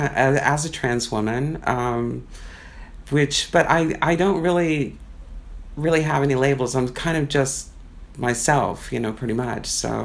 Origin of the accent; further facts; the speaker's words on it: Tucson, Arizona, United States; moved away as an adult; I'm from Arizona, Tucson, Arizona originally. That's where I was raised. My father grew up in the Bronx, so he was a New Yorker. And I came here when I was 18, pretty much